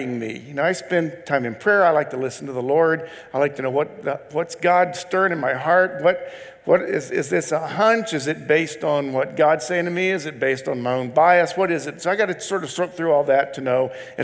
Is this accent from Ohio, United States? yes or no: yes; Ohio, United States; moved away; also born or lived in Indiana; I grew up in Ohio, went to school in Indiana